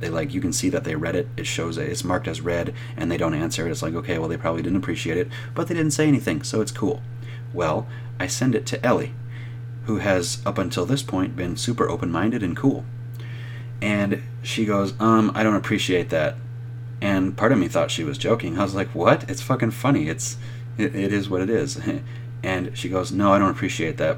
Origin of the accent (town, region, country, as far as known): United States